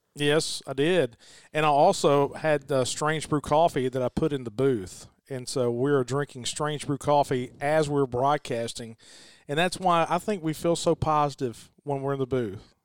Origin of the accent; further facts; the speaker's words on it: Noxapater / Nanih Waiya, Winston County, Mississippi, United States; I'm a Winston County guy, too, and I'm a Nanawoya guy